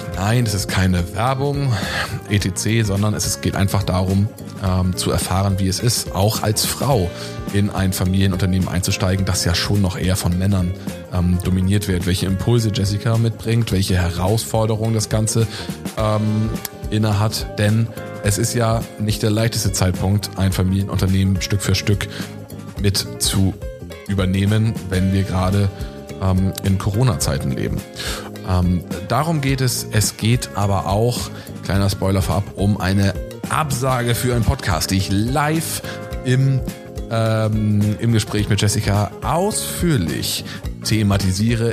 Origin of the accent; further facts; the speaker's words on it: Northern Germany, Germany; ich komme aus dem Norden